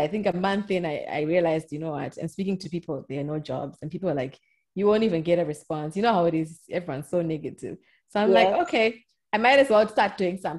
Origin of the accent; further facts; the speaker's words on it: Triangle, Masvingo, Zimbabwe; moved away as an adult; now in United States; I grew up in a small little town called Triangle